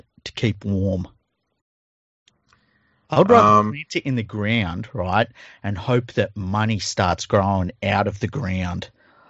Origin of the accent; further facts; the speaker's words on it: Tregear, New South Wales, Australia; He actually lived in the suburb I grew up in Western Sydney, Tregear.